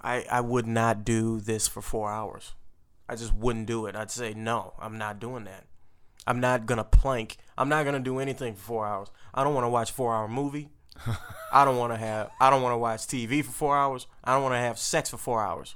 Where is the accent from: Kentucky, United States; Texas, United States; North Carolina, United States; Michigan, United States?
Texas, United States; Port Arthur; We don't have sushi where I'm from